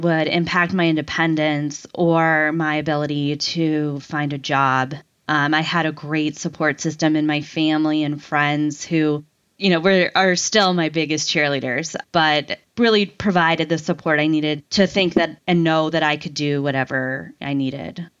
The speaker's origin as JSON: {"language": "English", "town": "Cortland", "region": "Ohio", "country": "United States", "tie": "born or raised there", "moved": "yes", "said": "I grew up in Cortland, Ohio. which is about an hour and a half from Cleveland"}